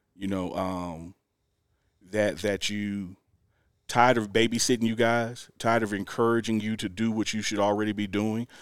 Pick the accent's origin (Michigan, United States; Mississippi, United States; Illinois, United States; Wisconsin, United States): Mississippi, United States; moved away as an adult; now in Boulder, United States; I'm from Mississippi